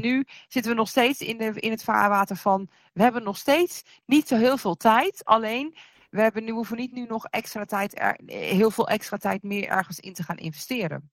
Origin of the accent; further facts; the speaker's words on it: Amsterdam, North Holland, Netherlands; bovenal dat we Noorderling zijn, zijn we ook Amsterdammer.